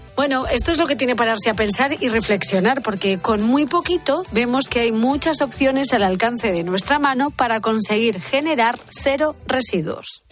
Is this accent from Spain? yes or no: yes; a village in León, Castile and León, Spain; mi pueblo, el pueblo de León